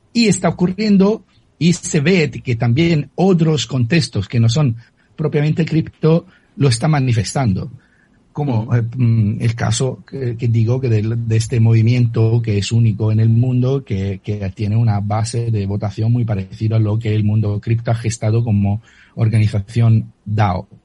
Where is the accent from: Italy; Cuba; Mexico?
Italy; accent: Italian; Spanish is a second language; moved away; mi acento lo, lo declara eh, de manera muy, muy firme, soy italiano